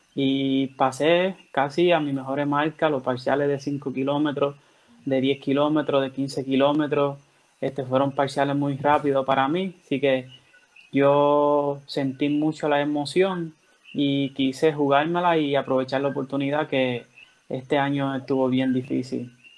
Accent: Dominican Republic; now in Orocovis, Puerto Rico; yo soy de República Dominicana y resido en Orocovi, Puerto Rico

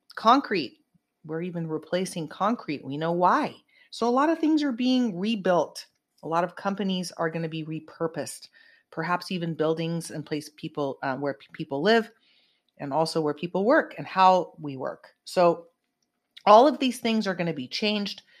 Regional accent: Santa Cruz, California, United States; my hometown santa cruz

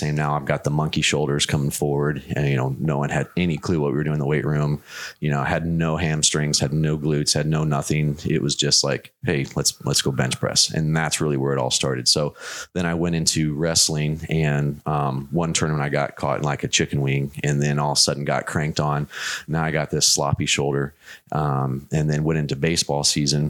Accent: Arizona, United States; I grew up out in Arizona

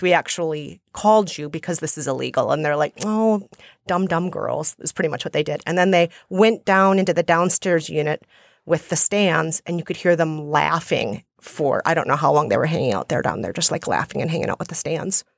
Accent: Minnesota, United States; accent: Minnesotan; also born or lived in India / Guatemala; now in New York, United States; So, I think I'm mostly a New Yorker now, but some people say I still sound like a Minnesotan

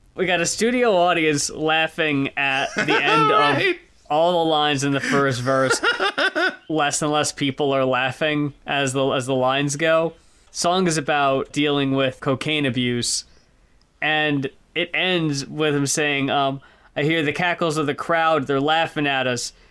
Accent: United States; moved away; I grew up in New York, uh, in New Jersey

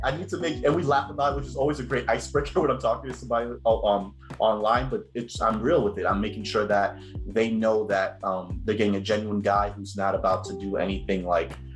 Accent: Cambridge, Massachusetts, United States; I was raised in Cambridge, Massachusetts, um, where I spent the most of my life

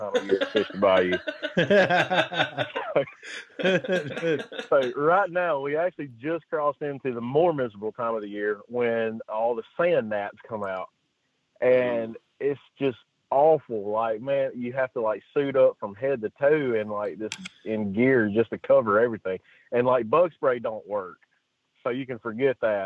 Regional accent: coastal Mississippi, United States; moved away as an adult; now in Alabama, United States; Then we moved to Mississippi, you know, where all my, you know, basically all my family is from.

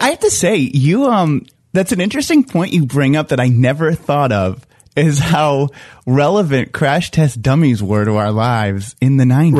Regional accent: East Coast, United States; I'm from the East Coast

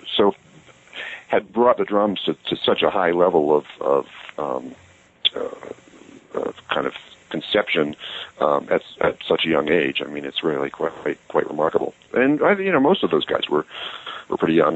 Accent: United States; growing up in America

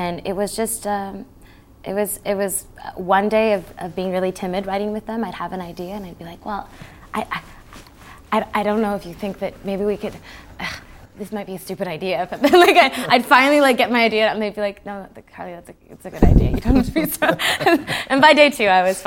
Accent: Canada; being Canadian

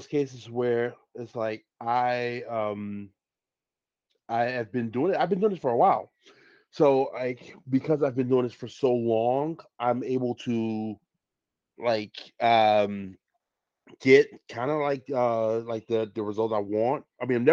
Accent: Chicago, Illinois, United States; I'm fresh from Chicago, born and raised

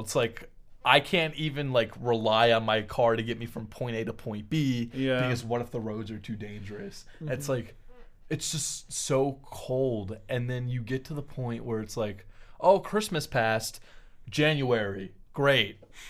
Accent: United States; because we're American.

